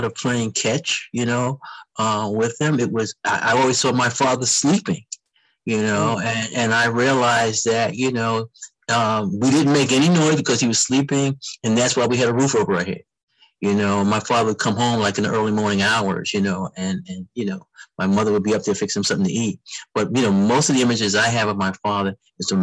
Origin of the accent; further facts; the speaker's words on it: New York City, New York, United States; moved away as an adult; also born or lived in Washington, D.C.; I grew up in the South Bronx. I was born in 1950. I grew up in the South Bronx